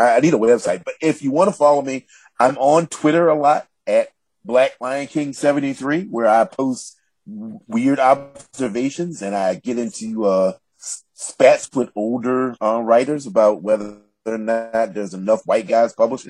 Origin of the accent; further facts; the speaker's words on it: Southern United States, United States; So I looked up my hometown and an online almanac. A town of 8,000 people has 27 churches. And I thought that was such an interesting commentary about Southern life, about how we all want to get right with God